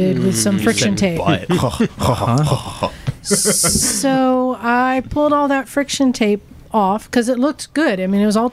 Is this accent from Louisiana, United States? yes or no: no; Oakland, California, United States; I'm from Oakland